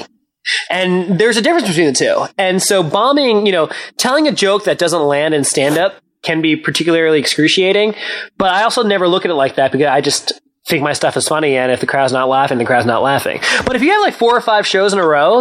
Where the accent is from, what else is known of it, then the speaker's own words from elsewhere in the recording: New Jersey, United States; I grew up in New Jersey